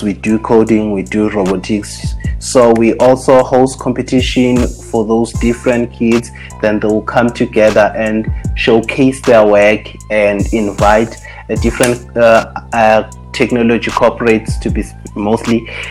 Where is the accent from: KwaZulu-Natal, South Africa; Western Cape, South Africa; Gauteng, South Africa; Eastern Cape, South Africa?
Gauteng, South Africa; Soweto; moved away as an adult; now in Rustenburg, South Africa; i moved from Soweto uh, because that's where I'm from actually. Then I moved from Soweto to to to oh, to Rustenburg.